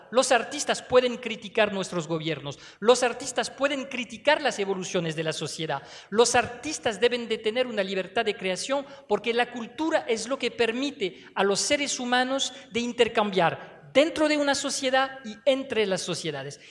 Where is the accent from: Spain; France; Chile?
France; moved away as an adult; now in Venezuela